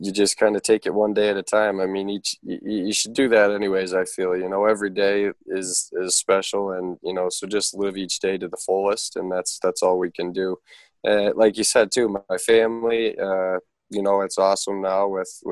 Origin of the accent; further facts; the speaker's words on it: Toledo, Ohio, United States; it's my hometown